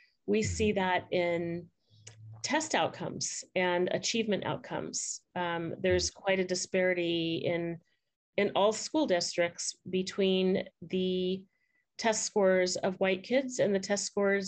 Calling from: California, United States; I am calling in from Southern California.

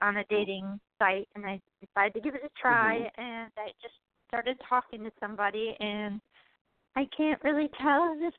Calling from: Wisconsin, United States; I'm calling from Wisconsin

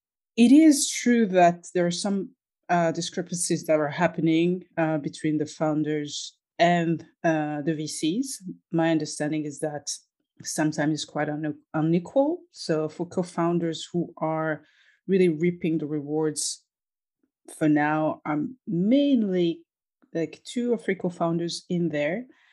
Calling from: Lyon, Auvergne-Rhône-Alpes, France; I am in Lyon, France, which is the best city even before Paris.

